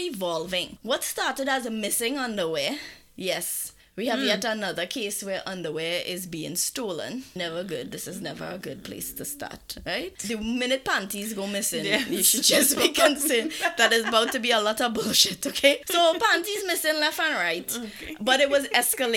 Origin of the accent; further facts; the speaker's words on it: Trinidad & Tobago; moved away; I am coming from Trinidad